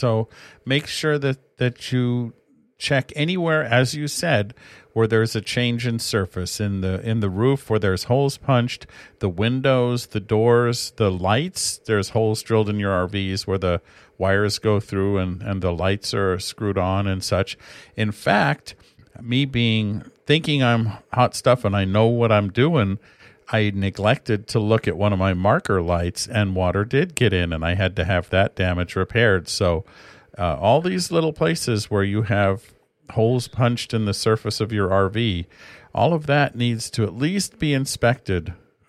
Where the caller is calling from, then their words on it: California, United States; And we're calling you from Northern California, and we do get rain, plenty of it.